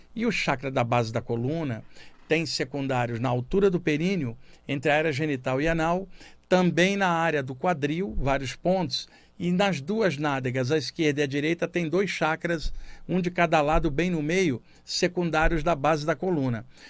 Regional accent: Rio de Janeiro, Brazil; moved away as an adult; now in São Paulo, Brazil; eu cresci no Rio de Janeiro, estou em São Paulo há 32 anos

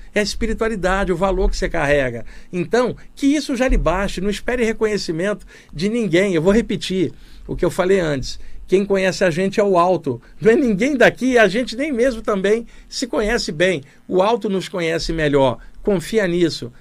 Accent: Rio de Janeiro, Brazil; moved away as an adult; now in São Paulo, Brazil; Cresci no Rio de Janeiro, cidade grande, vivi até os 28 anos lá e depois me mudei para São Paulo. Estou aqui há 33 anos, aqui em São Paulo.

